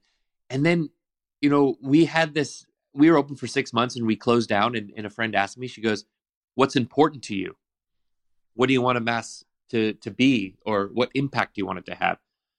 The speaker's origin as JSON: {"language": "English", "town": "San Diego", "region": "California", "country": "United States", "moved": "as an adult", "lives_now": "Copenhagen, Denmark", "said": "as you said. I am originally from San Diego and have been slowly migrating east."}